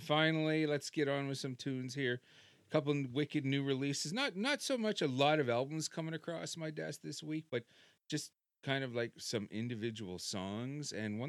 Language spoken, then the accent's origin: English; Canada; being a Canadian